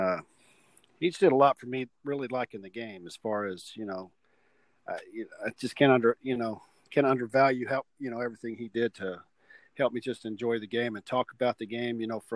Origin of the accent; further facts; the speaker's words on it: Lake Dallas, Texas, United States; I grew up in Lake Dallas, a small town